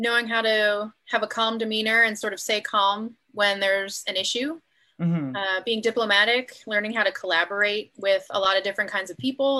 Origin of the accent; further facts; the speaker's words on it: Philadelphia, Pennsylvania, United States; now in San Diego, United States; I grew up in Philadelphia